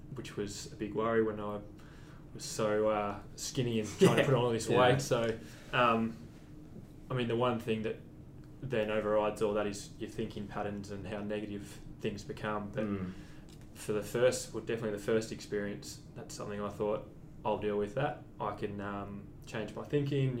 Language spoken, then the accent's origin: English; Warrnambool, Victoria, Australia; Growing up in Warrnambool